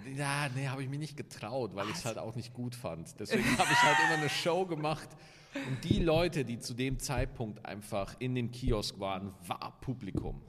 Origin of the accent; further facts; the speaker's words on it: Lower Bavaria, Germany; moved away as an adult; also born or lived in Cologne; now in Cologne area, Germany; man hört es halt noch so ein bisschen, dass ich eigentlich ein Ausländer bin. Niederbayer